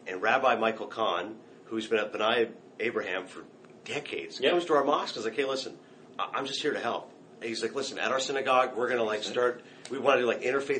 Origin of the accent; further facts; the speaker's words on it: Canada; moved away as an adult; now in United States; I'm Canadian, so I did not cast a vote.